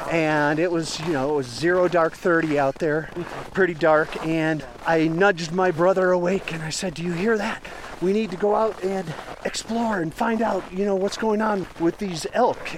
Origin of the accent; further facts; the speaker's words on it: Wisconsin, United States; moved away as an adult; also born or lived in Madison, Wisconsin / Salt Lake City, Utah; I had moved to Salt Lake City from my home state of Wisconsin. Was working at a car wash in Wisconsin, in Madison